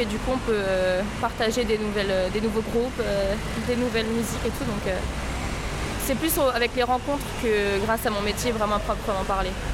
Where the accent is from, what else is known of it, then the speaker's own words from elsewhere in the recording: France; je suis française des deux côtés